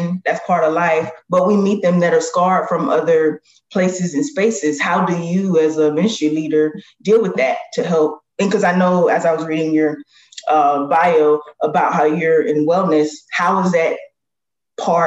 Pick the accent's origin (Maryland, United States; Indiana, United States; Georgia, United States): Georgia, United States; Augusta; moved away; Augusta, Georgia is where I'm from.